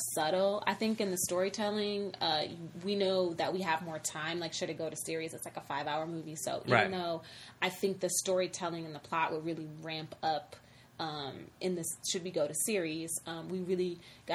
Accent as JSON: {"language": "English", "town": "Detroit", "region": "Michigan", "country": "United States", "tie": "born or raised there", "moved": "yes", "lives_now": "Los Angeles, United States", "said": "I'm from Detroit."}